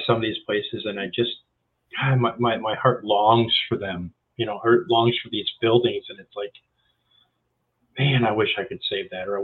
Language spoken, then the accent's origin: English; Wisconsin, United States; I spent most of the time in the north. You know, I was born in Wisconsin